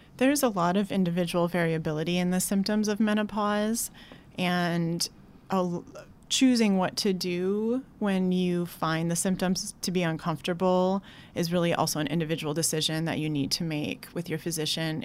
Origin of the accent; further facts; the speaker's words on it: Wisconsin, United States; moved away as an adult; also born or lived in Madison, Wisconsin / Oregon; now in New York, United States; I grew up in a smallish town in Wisconsin